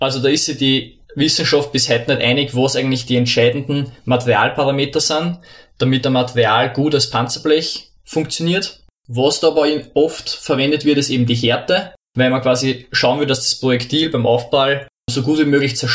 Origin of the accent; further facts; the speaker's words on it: Lower Austria, Austria; Ja, hallo … Ich komme ursprünglich aus Niederösterreich, habe an der Montanuni Werkstoffwissenschaften studiert